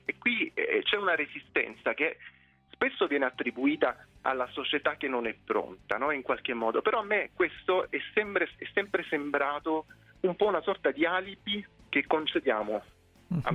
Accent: Lecce, Apulia, Italy; now in Rome, Italy; io sono originario di Lecce

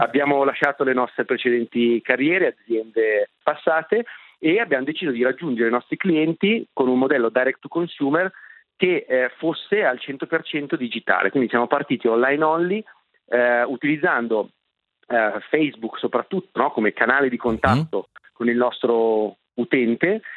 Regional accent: Milan, Lombardy, Italy; Enrico ed io siamo milanesi, nati e cresciuti a Milano

